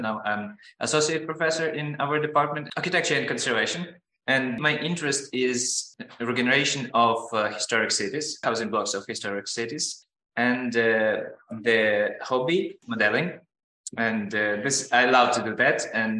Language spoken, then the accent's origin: English; Western Ukraine, Ukraine; also born or lived in Lviv; I'm from Western Ukraine. I was born in Western Ukraine, studied in Lviv, and finished university here because I have studied here.